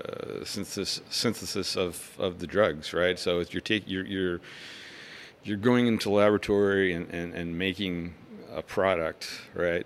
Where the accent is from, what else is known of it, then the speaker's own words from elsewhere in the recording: Greenbrier, Tennessee, United States; now in Winston-Salem, United States; I grew up outside of Nashville, Tennessee, in Greenbrier, Tennessee.